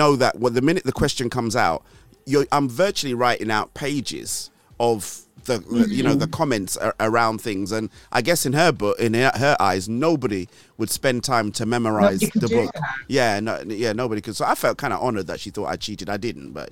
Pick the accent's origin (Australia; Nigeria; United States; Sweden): Nigeria; now in United Kingdom; I grew up in Nigeria. I did secondary school in Nigeria.